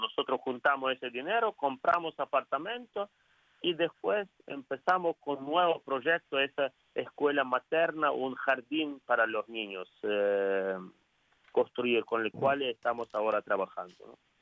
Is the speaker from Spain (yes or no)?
no; Ukraine; Spanish is a second language; also born or lived in Rome; Soy, puro ucraniano, eh, soy puro ucraniano, no tengo ni familiares eh, de lengua española